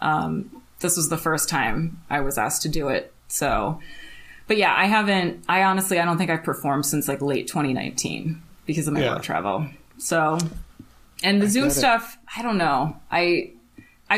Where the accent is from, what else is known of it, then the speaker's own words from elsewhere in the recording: Connecticut, United States; I'm from Connecticut